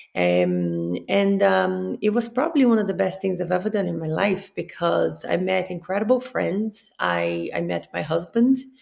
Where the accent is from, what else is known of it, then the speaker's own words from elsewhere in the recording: Rio de Janeiro, Brazil; moved away; I'm from Rio